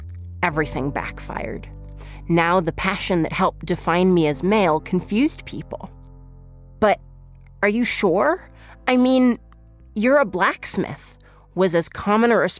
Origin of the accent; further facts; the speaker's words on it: Salem, Massachusetts, United States; I'm from Salem, Massachusetts